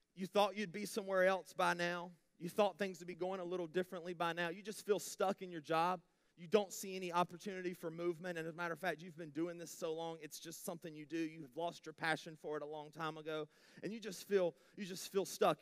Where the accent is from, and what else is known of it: United States